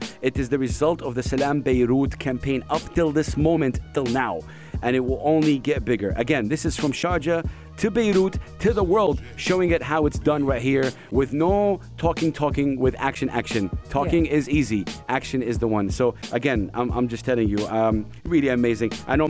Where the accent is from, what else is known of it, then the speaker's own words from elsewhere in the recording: Saudi Arabia; I'm from Saudi Arabia and I've been a fan of the United Arab Emirates for a long, long time.